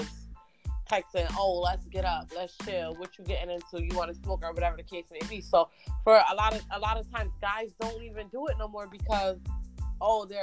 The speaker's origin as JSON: {"language": "English", "country": "United States", "said": "I'm not Jamaican. I'm not foreign. I'm American"}